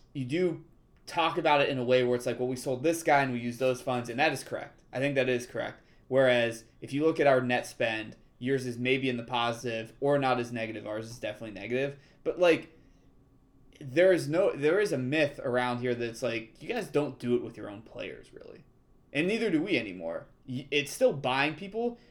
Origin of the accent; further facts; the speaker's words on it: United States; we're American.